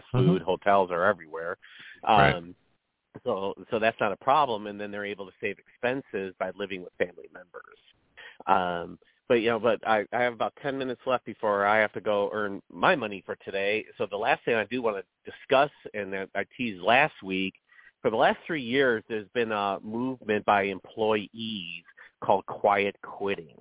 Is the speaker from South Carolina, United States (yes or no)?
no; Chicago, Illinois, United States; moved away; also born or lived in the South; I'm from Chicago originally